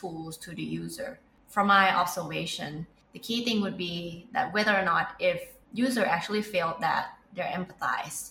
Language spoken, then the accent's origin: English; Thailand; we are from Thailand